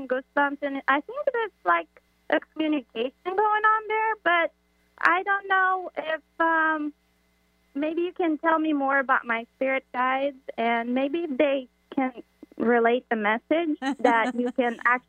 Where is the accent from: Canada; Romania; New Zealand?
Romania; now in Florida, United States; I'm originally from Romania.